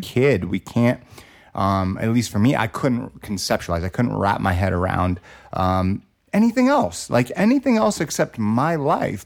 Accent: Los Angeles, California, United States; growing up in Los Angeles, California

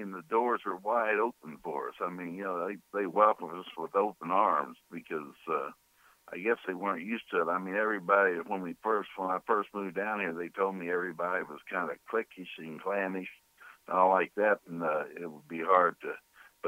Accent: Kansas, United States; moved away as an adult; also born or lived in Chicago; now in New Orleans, United States; I was from Kansas

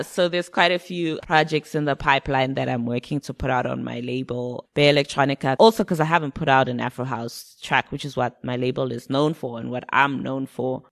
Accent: Zimbabwe; moved away; also born or lived in United Kingdom; when I was growing up in Zim, I listened to a lot of UK music.

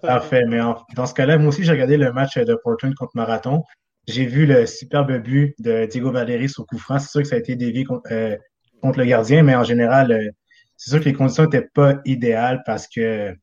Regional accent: South Shore, Quebec, Canada; je suis de la Rive-Sud

